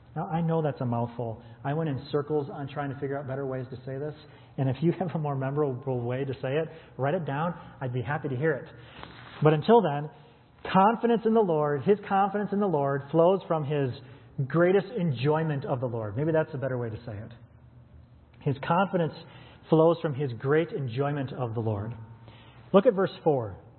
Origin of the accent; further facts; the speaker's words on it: United States; we as American Western Christians